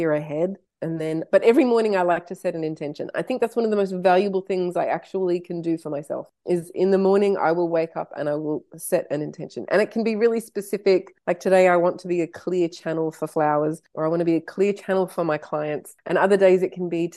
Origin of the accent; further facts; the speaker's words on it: Canada; I was born in Canada